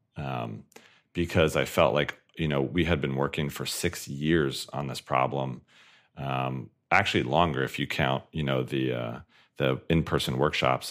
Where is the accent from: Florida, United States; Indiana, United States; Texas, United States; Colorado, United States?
Colorado, United States; Colorado Springs; I was born and raised in Colorado Springs, Colorado